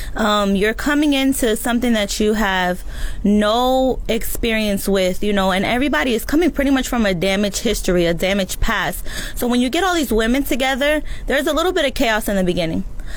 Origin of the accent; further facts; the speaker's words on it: Orlando, Florida, United States; I came here originally from Orlando. I came because my mother and my father have unfortunately passed away.